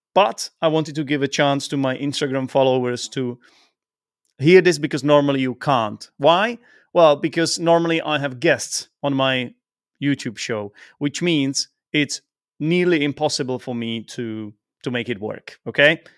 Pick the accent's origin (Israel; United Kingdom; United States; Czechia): Czechia; first language Czech; English is a second language; I'm from the Czech Republic. Czech is my first language